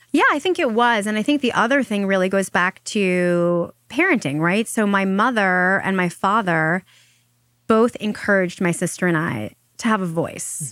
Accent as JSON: {"language": "English", "area": "Long Island", "region": "New York", "country": "United States", "tie": "born or raised there", "said": "we grew up in Long Island, and she would drive me probably twice a week to see a doctor in the city"}